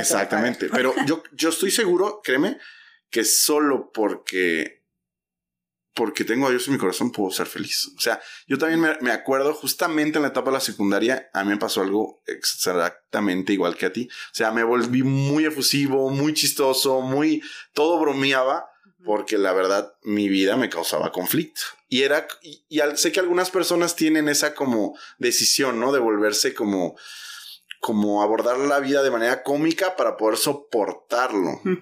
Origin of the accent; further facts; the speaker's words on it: Oaxaca, Mexico; moved away as an adult; also born or lived in Mexico City; now in Guadalajara, Mexico; yo nací en Ciudad de México y crecí en Oaxaca